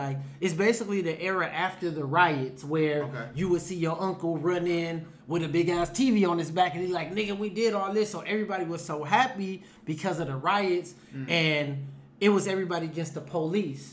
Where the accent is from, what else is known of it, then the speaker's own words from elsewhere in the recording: Los Angeles, California, United States; also born or lived in Compton; I was born on 62nd in San Pedro. I was born in the Six Pack, which is the East Coast, right?